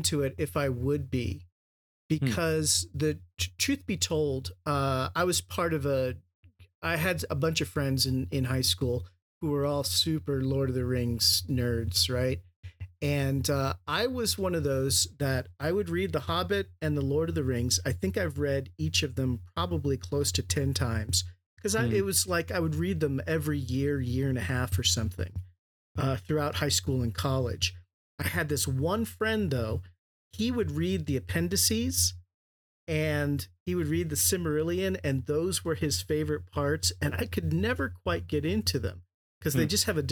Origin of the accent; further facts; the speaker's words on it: San Diego, California, United States; now in Boise, United States; I grew up in San Diego